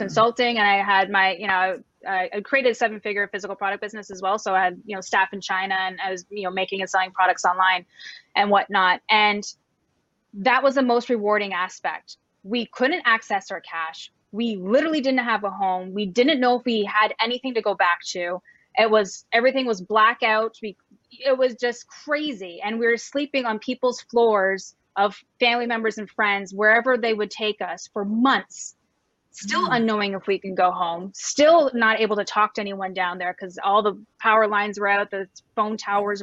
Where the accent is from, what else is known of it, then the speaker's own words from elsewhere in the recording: Canada; moved away as an adult; also born or lived in Cabo San Lucas, Mexico; I'm Canadian and I was living in Cabo San Lucas, Mexico for almost 14 years.